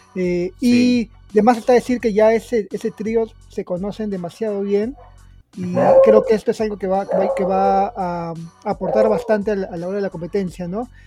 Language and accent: Spanish; Peru; en Perú estamos